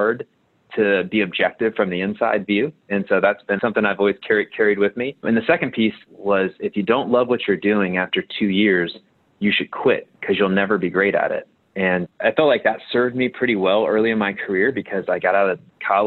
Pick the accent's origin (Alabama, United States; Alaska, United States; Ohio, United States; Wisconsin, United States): Ohio, United States; Cincinnati; moved away as an adult; also born or lived in Indiana; I'm originally from Cincinnati, Ohio, near a suburb near where Kings Island is.